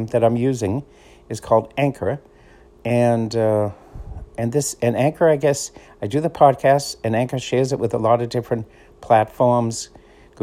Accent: Boston, Massachusetts, United States; accent: Boston; moved away as an adult; now in New Jersey, United States; I'm Irish, grew up in Boston, half my life in Boston, now the other half in New Jersey. People say, I have what's called a Boston accent

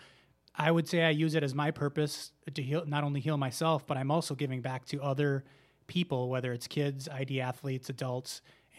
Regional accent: Racine, Wisconsin, United States; also born or lived in Madison, Wisconsin; I am originally from Racine, Wisconsin. I'm also a former Wisconsin track and field and cross-country athlete, ran here at the UW. And I've lived in Madison since about

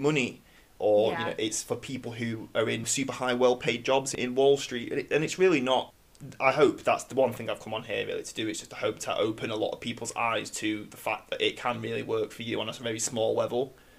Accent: Manchester, North West England, United Kingdom; I'm 26 and... I'm from Manchester.

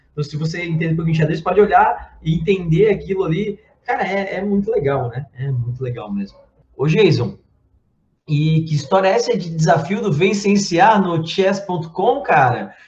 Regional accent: Blumenau, Santa Catarina, Brazil; Blumenau, que é a cidade, minha cidade natal

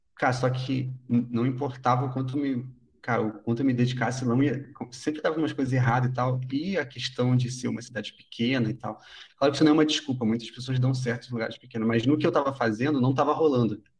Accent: Rio de Janeiro, Brazil; moved away as an adult; also born or lived in Búzios; now in São Paulo, Brazil; eu, sou do Rio, né? Eu, eu, morava em Búzios, na região dos Lagos, no Rio de Janeiro.

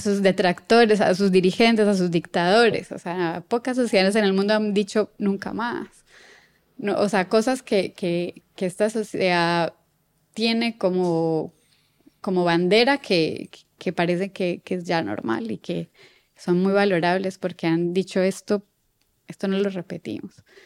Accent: Colombia; moved away as an adult; now in Buenos Aires, Argentina

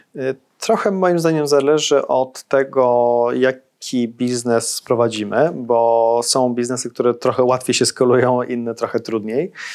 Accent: Sweden; now in Poland; dorastałem w Szwecji

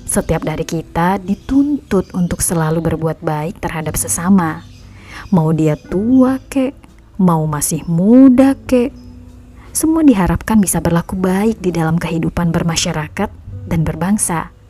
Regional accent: Medan, North Sumatra, Indonesia; born there; Ibuku pernah cerita, aku lahir di Medan, tepatnya di Raja Lama Belawan dibantu seorang bidan bernama Hanum Masta.

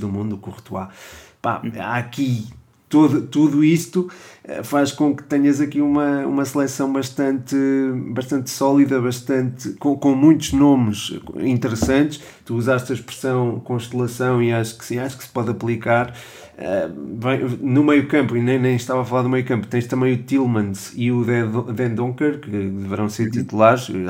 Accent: Portugal; Também como português

